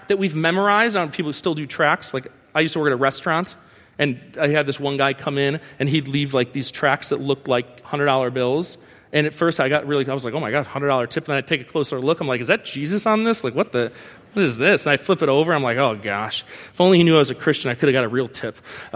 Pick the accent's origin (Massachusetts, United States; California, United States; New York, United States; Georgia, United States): New York, United States; I'm from New York